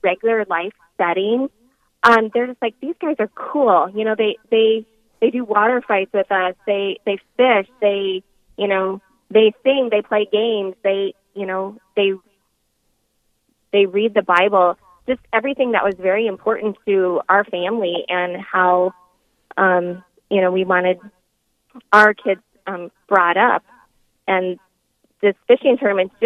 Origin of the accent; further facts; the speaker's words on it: Mobridge, South Dakota, United States; moved away as an adult; now in Aberdeen, United States; I am originally from Mobridge, South Dakota, so I grew up on the river